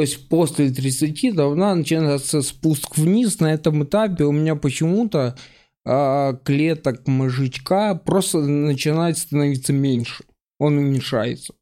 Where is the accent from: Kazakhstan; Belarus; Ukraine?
Ukraine; Mykolaiv, Mykolaiv Oblast; я жил в Николаеве, э, вырос и жил долго